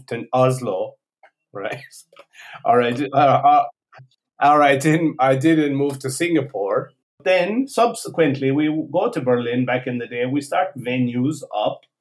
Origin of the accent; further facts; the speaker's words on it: Ireland; now in Porto, Portugal; I come from Ireland